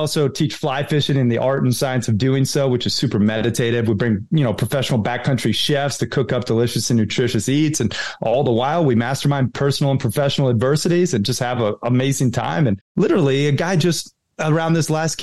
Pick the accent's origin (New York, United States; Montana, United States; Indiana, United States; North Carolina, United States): Montana, United States; Red Lodge; also born or lived in Sarasota, Florida; I grew up half in Red Lodge, Montana on my father's ranch, you know, camping, fishing, hunting, hiking, playing cowboy. And then my mom lived in Sarasota, Florida. So I was half surf and skate